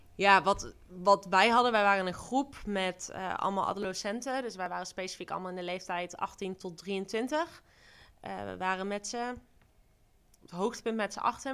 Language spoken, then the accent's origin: Dutch; Duiven, Gelderland, Netherlands; also born or lived in Rotterdam; mijn ouders zijn voor mijn vaders werk naar Duiven verhuisd